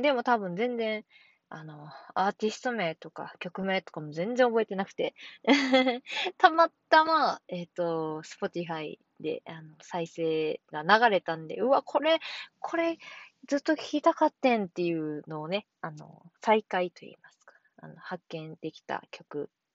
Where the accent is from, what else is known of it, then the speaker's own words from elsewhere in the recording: Kansai, Japan; moved away; 私の地元の関西に